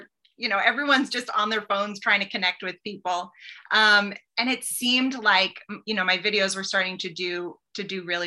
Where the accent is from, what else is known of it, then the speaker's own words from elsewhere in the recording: Boston, Massachusetts, United States; now in Nashville, United States; I grew up in Boston